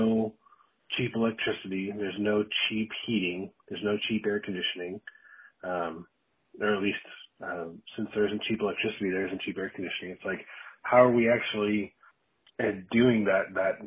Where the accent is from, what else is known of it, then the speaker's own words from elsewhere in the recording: Anchorage, Alaska, United States; also born or lived in upstate New York; I was born and raised here in Anchorage